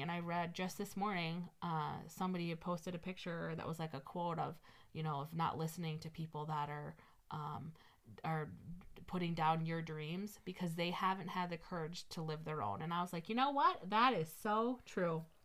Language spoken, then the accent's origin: English; Midwest, United States; we're from the Midwest